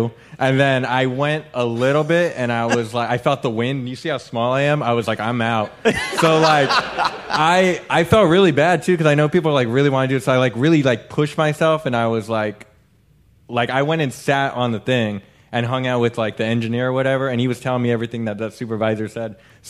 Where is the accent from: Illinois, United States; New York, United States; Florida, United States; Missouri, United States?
Florida, United States; Orlando; from Orlando.